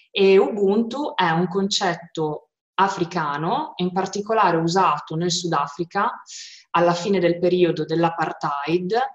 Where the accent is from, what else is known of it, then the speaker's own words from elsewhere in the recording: Modena, Emilia-Romagna, Italy; sono di Modena e ho quasi 37 anni.